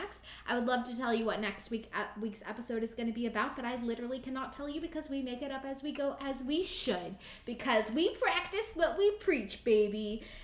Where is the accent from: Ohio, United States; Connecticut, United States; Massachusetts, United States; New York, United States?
Ohio, United States; I'm from Ohio